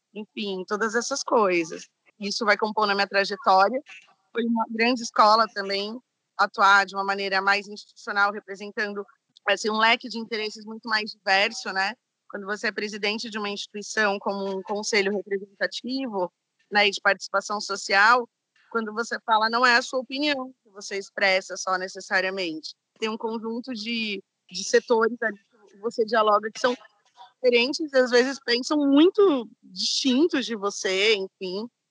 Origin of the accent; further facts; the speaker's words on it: São Paulo, Brazil; eu vim da periferia de São Paulo, vim da Zona Leste.